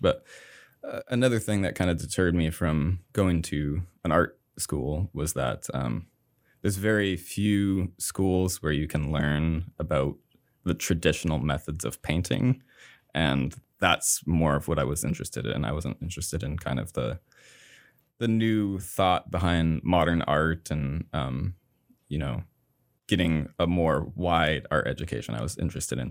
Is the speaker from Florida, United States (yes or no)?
no; Somerville, Maine, United States; I grew up in a small town called Somerville, Maine